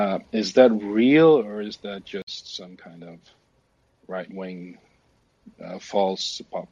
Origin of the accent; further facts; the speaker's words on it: Sweden; I'm from Sweden.